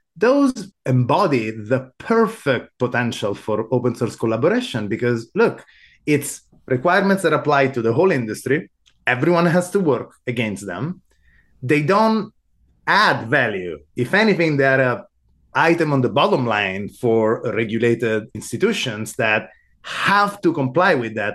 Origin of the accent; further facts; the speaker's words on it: Sicily, Italy; moved away as an adult; also born or lived in Rome, Italy / Amsterdam, Netherlands; now in United States; I was born in Italy. I grew up in Sicily, of all places